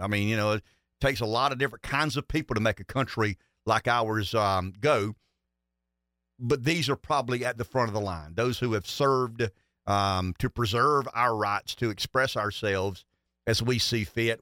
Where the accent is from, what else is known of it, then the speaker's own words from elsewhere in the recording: Pamplico, South Carolina, United States; I thought I was from Pamplico, so, you know, we, one, one small town